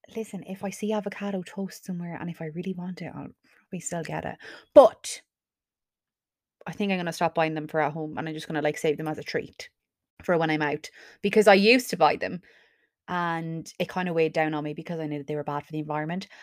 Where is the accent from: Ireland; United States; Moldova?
Ireland; Carlow, Leinster; I'm from Carlow, so why would I pay for accommodation when I could just live at home